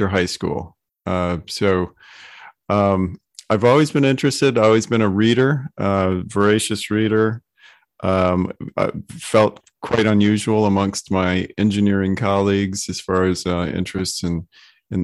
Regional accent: Detroit, Michigan, United States; moved away as an adult; now in Charleston, United States; I was born and raised in Detroit, Michigan, and I moved to Charleston when I got out of college

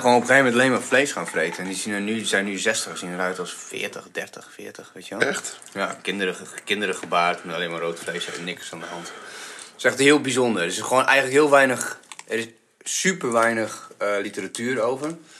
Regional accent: Bulgaria; now in Netherlands; ik kom uit Bulgarije

